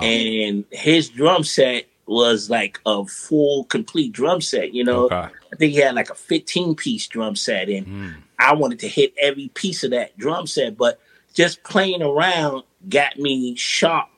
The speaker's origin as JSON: {"language": "English", "town": "New York City", "region": "New York", "country": "United States", "tie": "born or raised there", "said": "born and raised in Brooklyn, yeah. Brownsville"}